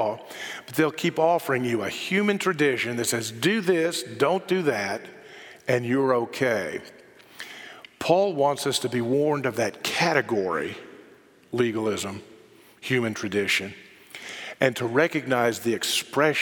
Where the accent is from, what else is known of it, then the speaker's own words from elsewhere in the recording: Bible Belt, the South, United States; I grew up in the South in the Bible Belt